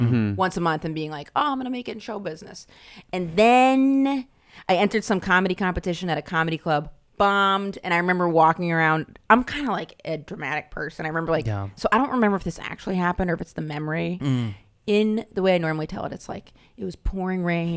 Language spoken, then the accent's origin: English; Maine, United States; moved away as an adult; also born or lived in Boston; now in New York, United States; I'm from Maine. Then I started doing comedy in Boston after I went to college